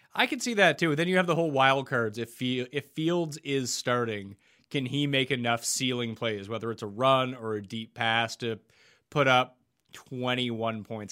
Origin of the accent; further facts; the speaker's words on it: Canada; growing up in Canada